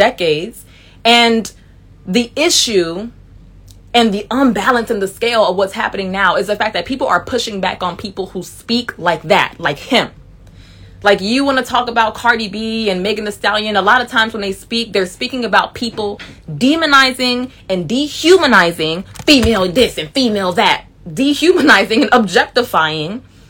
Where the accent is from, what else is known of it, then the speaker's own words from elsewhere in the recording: Miami, Florida, United States; moved away; a man who I knew who was super cool with me from back home, from Miami